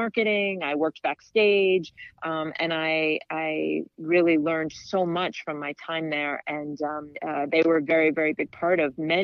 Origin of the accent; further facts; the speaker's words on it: Washington, District of Columbia, United States; I grew up in Washington, D.C., and there was Arena Stage